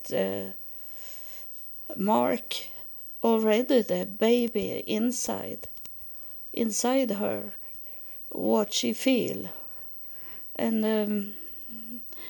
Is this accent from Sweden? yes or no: yes; Sweden; I was born in December 9, so it was very cold. In that time, it was colder in Sweden